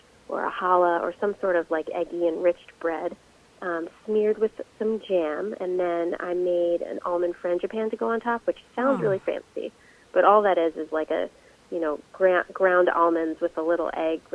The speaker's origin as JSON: {"language": "English", "area": "just outside of Philadelphia", "region": "Pennsylvania", "country": "United States", "tie": "born or raised there", "said": "I grew up just outside of Philadelphia"}